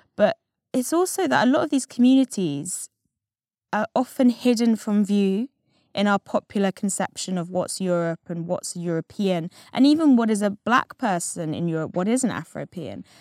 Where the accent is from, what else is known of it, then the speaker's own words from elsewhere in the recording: England, United Kingdom; I happened to be English, white English mixed race.